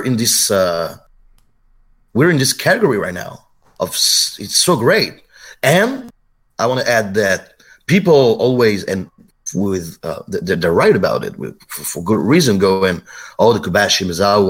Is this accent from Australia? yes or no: no; France